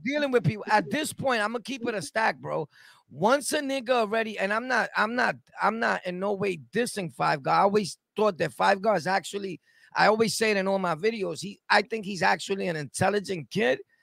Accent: New York City, New York, United States; I'm born and raised in Sunset Park, right? Brooklyn.

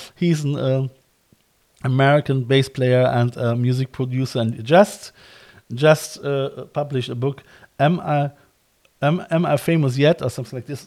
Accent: Cologne, North Rhine-Westphalia, Germany; moved away as an adult; now in Ireland; I'm from Cologne as well

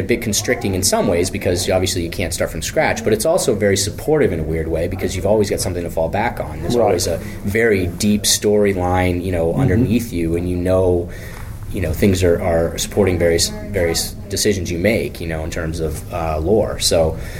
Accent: Maine, United States; I grew up in Maine

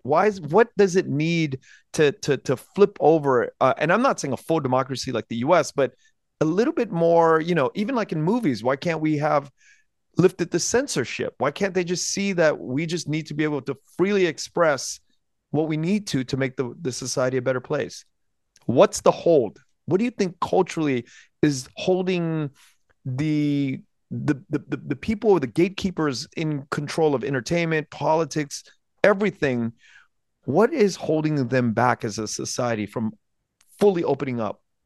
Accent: United States; born or raised there

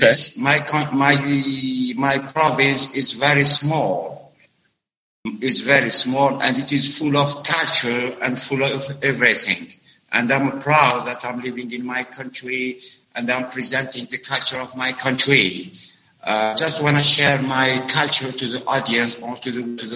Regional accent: Algeria; English is a second language; from Algeria. … Uh, now on social media as … because I work here in Algeria as an English teacher, middle school English teacher.

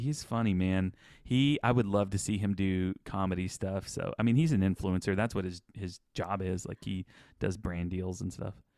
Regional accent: Houston, Texas, United States; also born or lived in Channelview, Texas; we moved from Channel View to, like, the south side of Houston

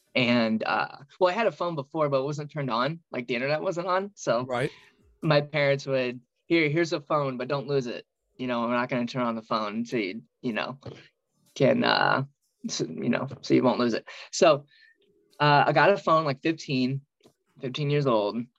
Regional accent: outside of St. Louis, Illinois, United States; I grew up in Illinois, uh, outside of St. Louis, um, literally over the river

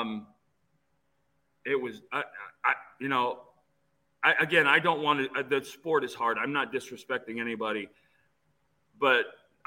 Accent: Phoenix, Arizona, United States; I grew up in Phoenix

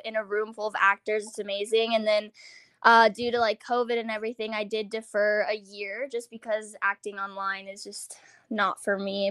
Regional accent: Virginia, United States; moved away as an adult; also born or lived in New York City; now in Los Angeles, United States; I'm from Virginia originally, and I was always like that theater kid

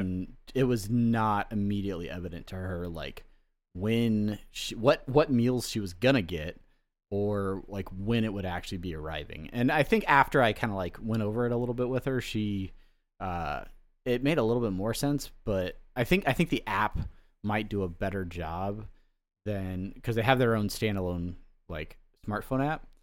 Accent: Southern California, United States; moved away; also born or lived in Hawaii; I grew up in Southern California

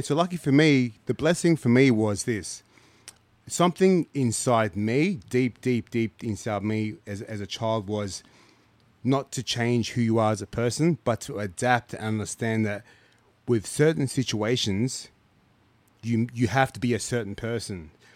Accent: Canberra, Australian Capital Territory, Australia; also born or lived in Ghana / Lithgow; I grew up in Canberra

